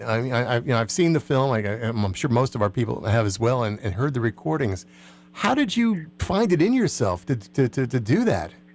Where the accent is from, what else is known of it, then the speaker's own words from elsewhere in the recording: New Jersey, United States; I grew up in New Jersey